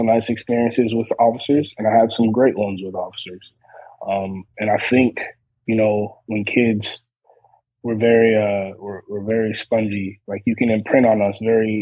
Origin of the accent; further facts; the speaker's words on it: Lakeland, Florida, United States; moved away; I grew up in Lakeland, Florida